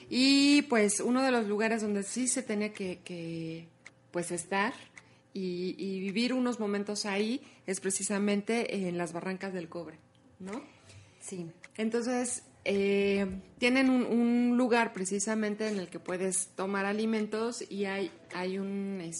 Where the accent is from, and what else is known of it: Mexico